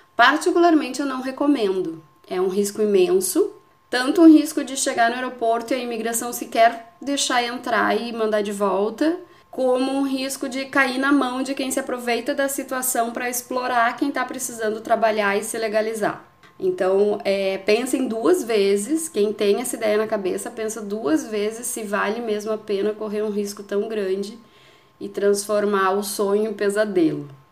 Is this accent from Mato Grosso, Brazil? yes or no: no; Porto Alegre, Rio Grande do Sul, Brazil; moved away as an adult; now in Portugal; sou brasileira de Porto Alegre, no Rio Grande do Sul, e moro em Portugal há pouco mais de dois anos